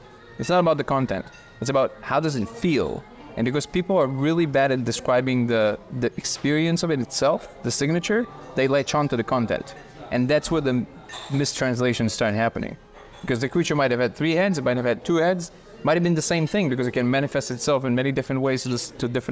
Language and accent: English; Russia; moved away; I'm originally from Russia